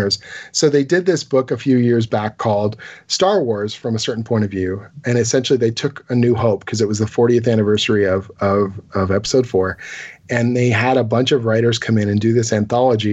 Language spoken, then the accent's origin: English; Canada; as a Canadian